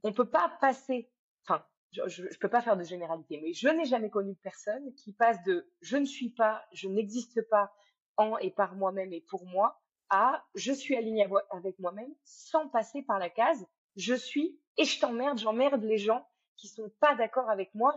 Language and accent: French; France; moved away as an adult; also born or lived in Cambodia / Thailand; j'ai quitté la France, je suis partie vivre euh, sept ans en Asie